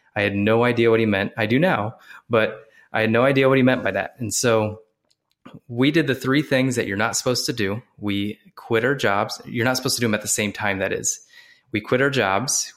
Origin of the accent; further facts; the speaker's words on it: Ohio, United States; moved away as an adult; also born or lived in Columbus, Ohio; now in South Carolina, United States; I'm from Ohio originally. I'm down in South Carolina now